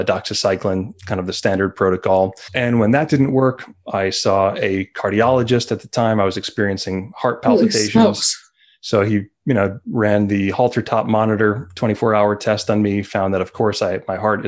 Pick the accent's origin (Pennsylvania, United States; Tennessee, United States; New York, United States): New York, United States; Montauk; as a child growing up in Montauk